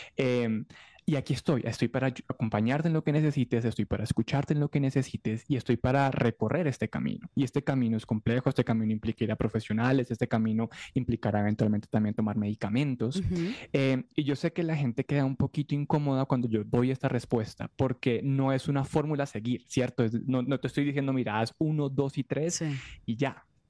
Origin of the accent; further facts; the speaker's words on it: Colombia; yo soy un periodista colombiano